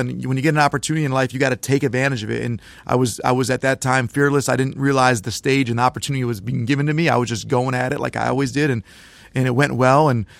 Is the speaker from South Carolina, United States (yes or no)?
no; Birmingham, Michigan, United States; I don't care if you're from Flint like Mateen is, Iron Mountain like Coach is, or I was from Birmingham.